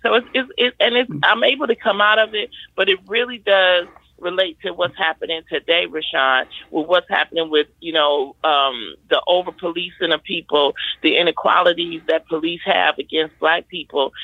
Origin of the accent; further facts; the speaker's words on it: Detroit, Michigan, United States; I grew up in Detroit in the Brewster Project